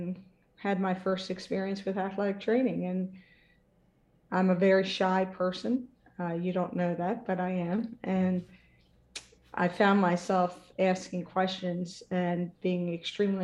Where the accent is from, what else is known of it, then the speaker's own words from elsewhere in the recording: Dundalk, Maryland, United States; I grew up in Dundalk, Maryland